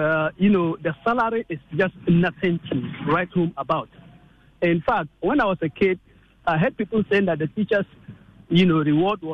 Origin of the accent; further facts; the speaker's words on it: Ghana; as a teacher and as a Ghanaian citizen